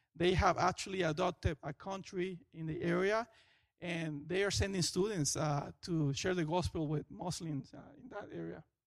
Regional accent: Venezuela; moved away as an adult; now in Florida, United States; I am from Venezuela.

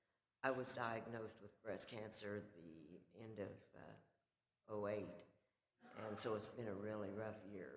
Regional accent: Muskogee, Oklahoma, United States; I'm from Muskogee, Oklahoma.

